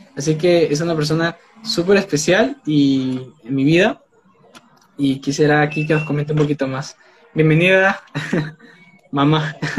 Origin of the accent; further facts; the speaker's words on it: Peru; tengo 19 años, soy de Perú